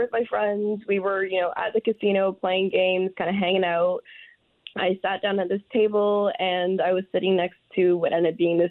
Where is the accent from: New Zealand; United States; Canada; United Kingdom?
Canada; Toronto, Ontario; we realized we're both from Toronto